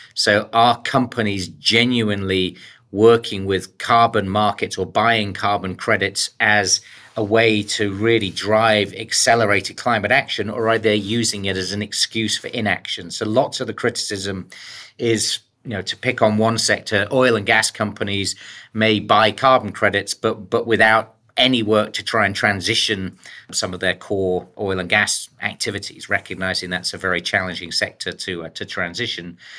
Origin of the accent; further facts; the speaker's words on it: the coalfields in the north of England, United Kingdom; moved away; also born or lived in United States; born in the U K. I was actually born in the, uh, the coalfields, in the decline of the coalfields up in, um, the north of England